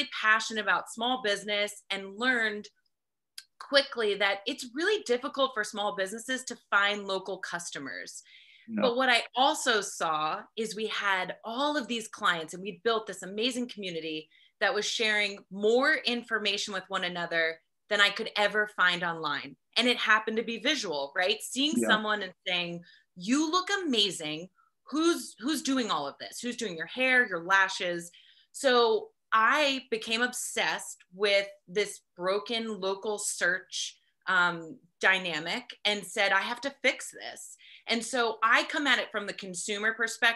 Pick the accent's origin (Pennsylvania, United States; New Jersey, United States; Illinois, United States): New Jersey, United States; now in California, United States; I'm originally from New Jersey, so I have that East Coast work ethic. But I moved out to California